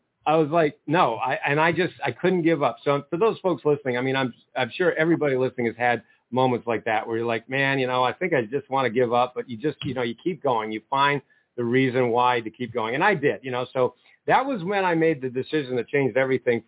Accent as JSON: {"language": "English", "region": "Maine", "country": "United States", "moved": "as an adult", "lives_now": "Ohio, United States", "said": "I'm from Maine"}